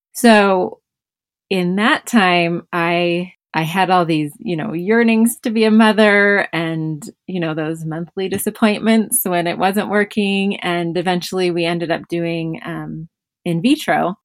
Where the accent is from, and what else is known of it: Bishop, California, United States; born or raised there